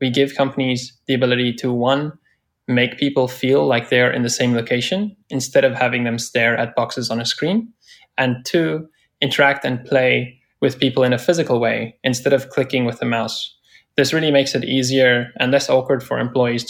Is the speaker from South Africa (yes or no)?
yes; South Africa; now in San Francisco, United States; I'm originally from South Africa, actually calling from there right now, and currently based in San Francisco